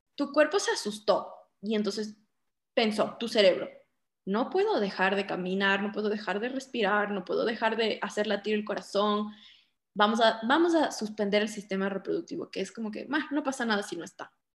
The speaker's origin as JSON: {"language": "Spanish", "town": "Quito", "region": "Pichincha", "country": "Ecuador", "tie": "born or raised there", "said": "soy de Quito, vivo en Quito, siempre he estado aquí"}